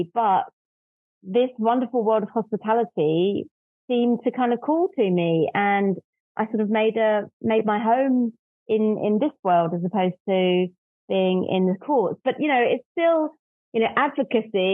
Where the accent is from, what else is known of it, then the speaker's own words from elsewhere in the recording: London, United Kingdom; also born or lived in north of England; I'm from London, and as a kid grew up on a diet of LA Law